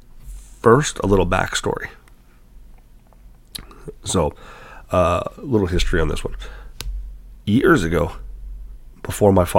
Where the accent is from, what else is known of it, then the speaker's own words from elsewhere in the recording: Canada; I'm a Canadian